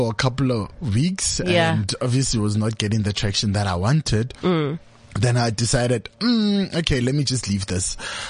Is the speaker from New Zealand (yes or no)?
no; Netherlands; now in Roodepoort, South Africa; So I'm originally from Netherlands, but yeah. I moved, so I stay in Roodepoort.